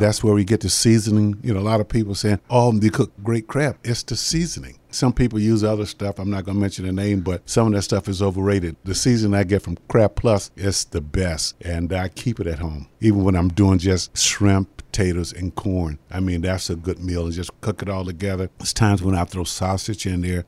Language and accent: English; Jacksonville, Florida, United States; growing up in Jacksonville, you know, my mom was a assistant chef down at, uh, Punta Vedra Beach.